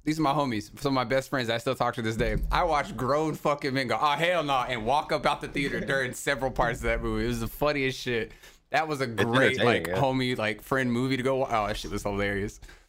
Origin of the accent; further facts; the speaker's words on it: the South, United States; I loved …. I grew up in the South. R&B, baby.